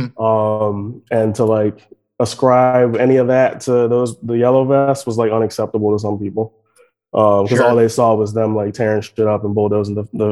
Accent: United States; I assume probably because I'm an American

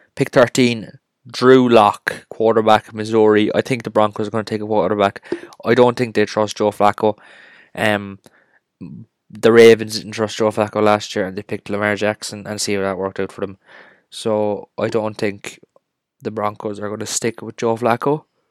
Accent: Cork, Munster, Ireland; We are from Cork, Ireland

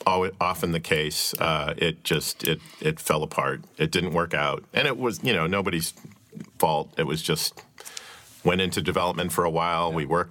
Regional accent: Kirkwood, Missouri, United States; a guy I grew up with in Kirkwood and went to high school

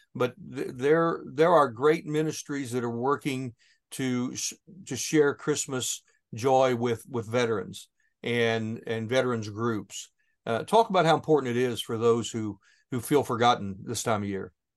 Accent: southern Ohio, United States; my hometown here in southern Ohio

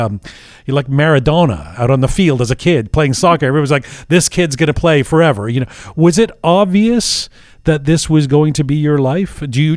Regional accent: United States; you were not only born in the States, like me

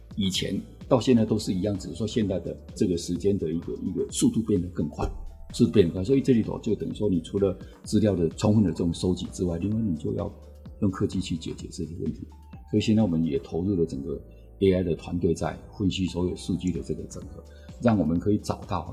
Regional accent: Taiwan; 我们台湾人 其实我们对这个，这种东西的文化其实我们不是那么熟的

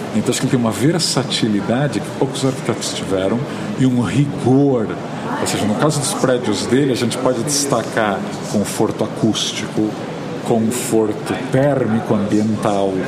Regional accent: Santos, São Paulo, Brazil; eu nasci em Santos, no litoral de São Paulo

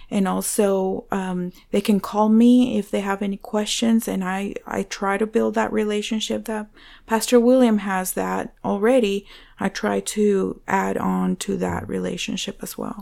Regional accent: Venezuela; English is a second language; now in United States; I was born in Venezuela, uh, to Christian parents.

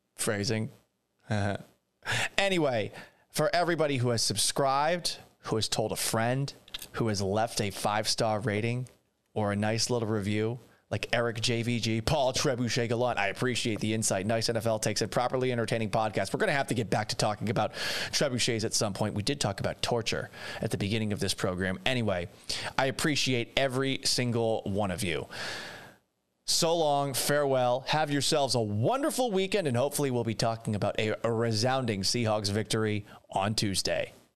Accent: Boston, Massachusetts, United States; moved away; also born or lived in Seattle / Houston; I grew up in Boston.

